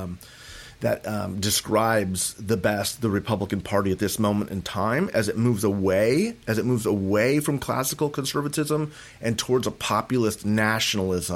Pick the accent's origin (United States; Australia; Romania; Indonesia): United States; Moorpark, California; I grew up in Moorpark. I grew up in Ventura County